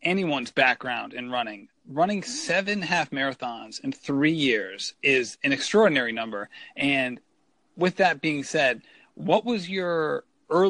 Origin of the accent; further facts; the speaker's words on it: Rhode Island, United States; you are a fellow Rhode Islander